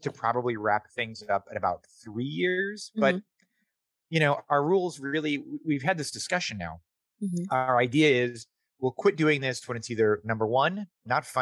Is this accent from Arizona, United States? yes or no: yes; Tempe, Arizona, United States; moved away as an adult; I'm from Tempe, Arizona, which is a little suburb